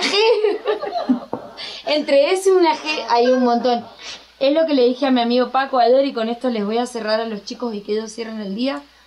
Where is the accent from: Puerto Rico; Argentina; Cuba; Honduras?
Argentina; moved away as an adult; now in Mexico; soy una simple argentina que está en México